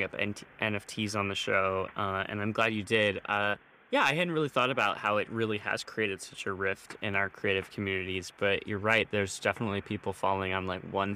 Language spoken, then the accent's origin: English; United States; I grew up in the United States.